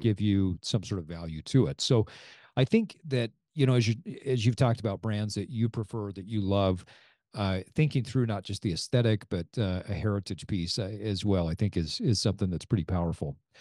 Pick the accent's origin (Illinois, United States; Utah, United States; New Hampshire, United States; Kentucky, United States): Utah, United States; growing up in Utah